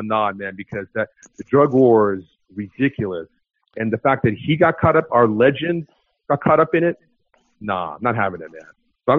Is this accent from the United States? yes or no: yes; Los Angeles, California, United States; now in Oakland, United States; I'm from Oakland, I was from LA, but I mean, I've been living in Oakland for 20 years, man.